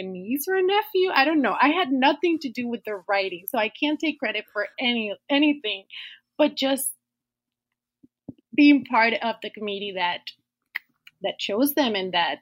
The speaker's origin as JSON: {"language": "English", "country": "Puerto Rico", "tie": "born or raised there", "moved": "as an adult", "lives_now": "Pennsylvania, United States", "said": "I was born and raised in Puerto Rico, and I moved to Pennsylvania in 2012 to do my PhD at Penn State"}